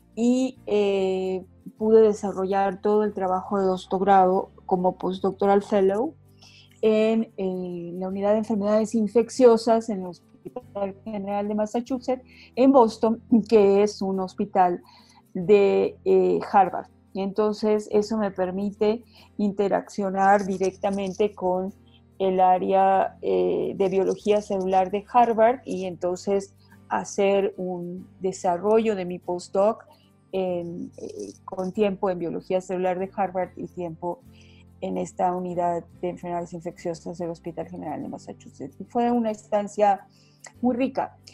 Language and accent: Spanish; Mérida, Yucatán, Mexico; moved away as an adult; also born or lived in Hopelchén, Campeche; now in Mexico City, Mexico; nací en un pueblo de Campeche que se llama Jopelche, en Campeche y eh, me eduqué casi la gran mayor parte de mi vida desde muy pequeñita en la ciudad de Mérida, sin de Mérida Yucatán